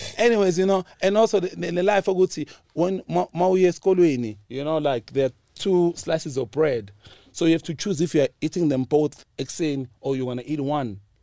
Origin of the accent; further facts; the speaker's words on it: South Africa; I'm from Pilaranjay